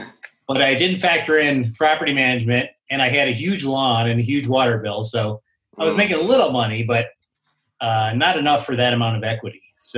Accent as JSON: {"language": "English", "town": "Chicago", "region": "Illinois", "country": "United States", "tie": "born or raised there", "also_born_or_lived": "Phoenix", "moved": "yes", "lives_now": "Denver, United States", "said": "I grew up in Chicago. I ended up moving to Phoenix for a couple of years in 93, came to Denver in 95. Bought my house in 2001"}